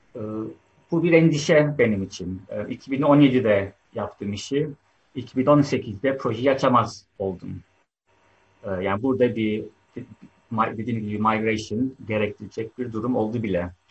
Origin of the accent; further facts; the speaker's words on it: Turkey; moved away as an adult; now in United Kingdom; Ben Türkiye'de doğdum, büyüdüm 20 yıldır da İngiltere'de yaşıyorum